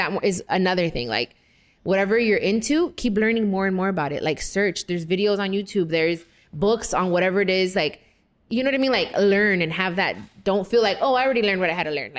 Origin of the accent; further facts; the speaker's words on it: West Coast, United States; You know what? I'm from the West Coast.